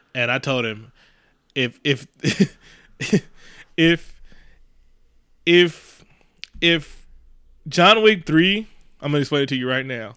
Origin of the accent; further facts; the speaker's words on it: Oakland, California, United States; also born or lived in Concord, California; I'm from East Oakland. I love being from East Oakland